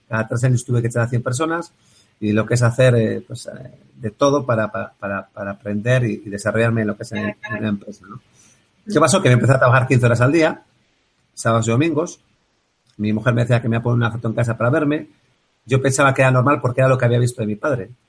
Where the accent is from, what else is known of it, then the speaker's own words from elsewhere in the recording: Bilbao, Basque Country, Spain; yo soy de Bilbao